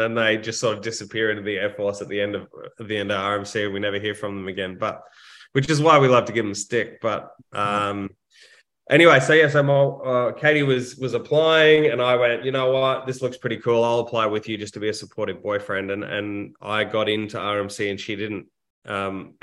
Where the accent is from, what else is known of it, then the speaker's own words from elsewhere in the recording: Brisbane, Queensland, Australia; also born or lived in Canberra; I grew up in Brisbane to a middle-class family